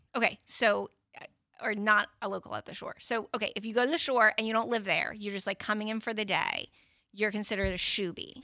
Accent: New Jersey, United States; now in Connecticut, United States

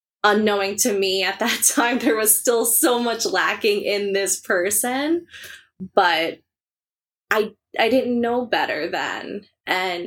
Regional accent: Long Island, New York, United States; I grew up on Long Island. I still live on Long Island.

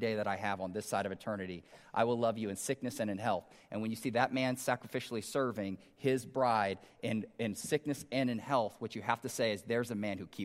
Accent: Omaha, Nebraska, United States; I grew up in North Omaha

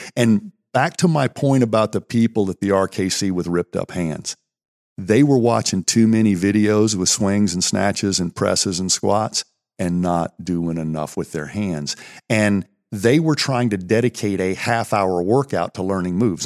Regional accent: Pennsylvania, United States; we grew up here in Pennsylvania County

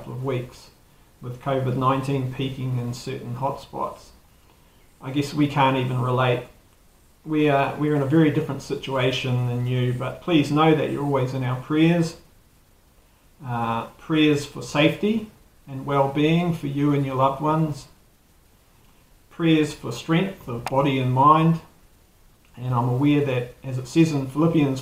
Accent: New Zealand; accent: Kiwi

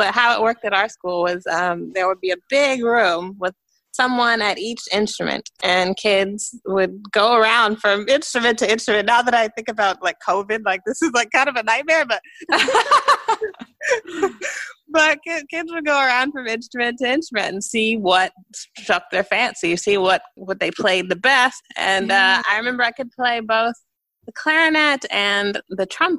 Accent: Dallas, Texas, United States; moved away as an adult; also born or lived in Vancouver; now in New York, United States; I'm actually originally from Texas

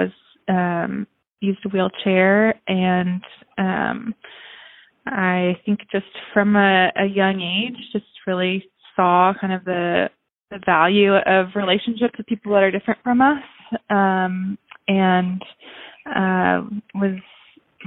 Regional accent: Houston, Texas, United States; now in College Station, United States; I grew up in Houston, Texas

